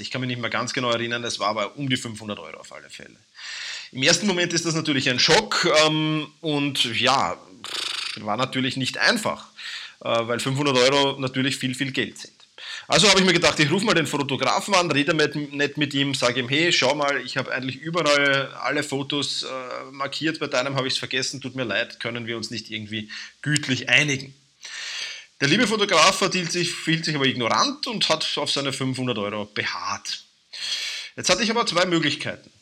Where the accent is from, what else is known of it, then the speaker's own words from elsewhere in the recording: Vienna, Austria; accent: Viennese dialect; mein Wiener Dialekt